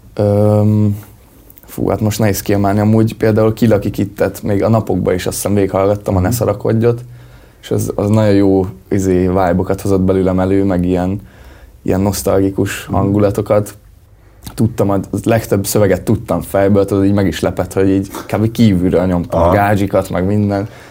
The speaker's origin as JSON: {"language": "Hungarian", "town": "Magyarhertelend", "region": "Baranya", "country": "Hungary", "moved": "yes", "lives_now": "Pécs, Hungary", "said": "még oda vagyok bejelentve"}